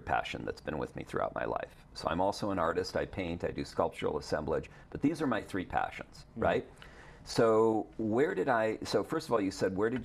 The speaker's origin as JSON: {"language": "English", "region": "Wisconsin", "country": "United States", "tie": "born or raised there", "also_born_or_lived": "Nevada", "moved": "yes", "said": "I grew up in Wisconsin"}